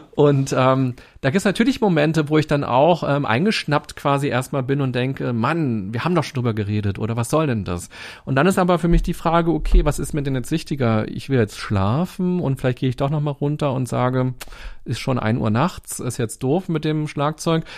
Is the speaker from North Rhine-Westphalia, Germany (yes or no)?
no; Berlin, Germany; Als Berliner